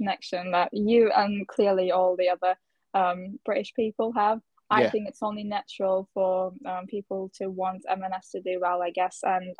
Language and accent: English; Turkey; moved away as an adult; now in United Kingdom; I am from Turkey, and I've only moved here a couple of years ago for just for university.